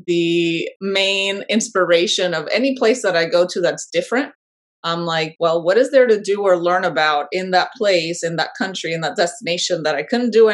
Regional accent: Panama; moved away as an adult; now in United States; I am originally from Panama, born and raised, and I moved abroad at an early age for a short period of time and then moved back to my home country.

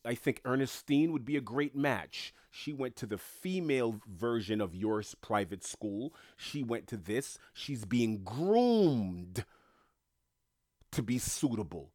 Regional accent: United States; I was born in America first generation

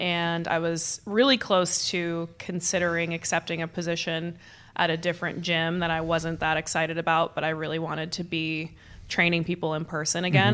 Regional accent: Boston, Massachusetts, United States; moved away as an adult; now in Austin, United States; I'm originally from Boston, Massachusetts

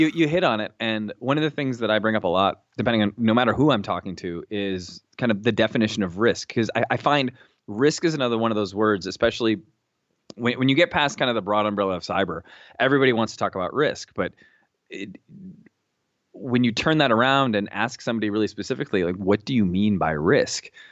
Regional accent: Seattle, Washington, United States; moved away as an adult; also born or lived in New York City / central New Jersey; now in New Jersey, United States; I grew up in Seattle, Washington

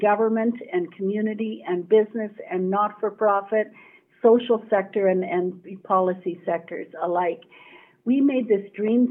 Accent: Edmonton, Alberta, Canada; a local girl, born and raised in Edmonton

